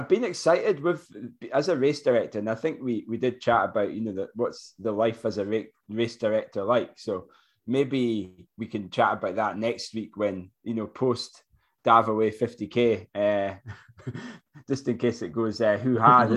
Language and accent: English; Forres, Scotland, United Kingdom; Forres, which is my hometown.